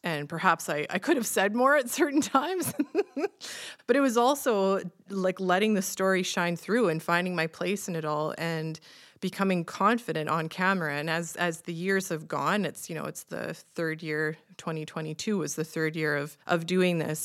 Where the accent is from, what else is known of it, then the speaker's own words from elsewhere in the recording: Saskatchewan, Canada; growing up in Saskatchewan and roast beef and mashed potatoes is pretty much our standard Sunday supper at my grandma's